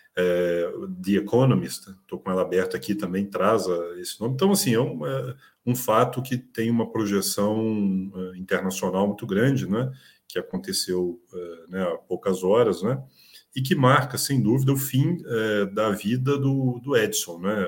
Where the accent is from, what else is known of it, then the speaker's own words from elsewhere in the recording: Brazil; como brasileiros